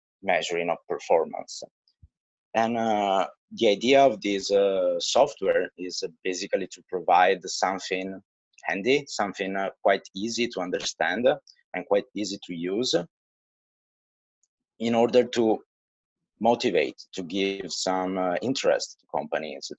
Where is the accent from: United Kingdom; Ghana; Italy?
Italy; now in China; I come from Italy